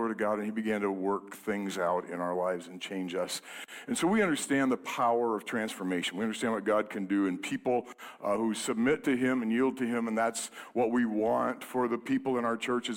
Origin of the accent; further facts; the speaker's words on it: Fort Dodge, Iowa, United States; We are from Fort Dodge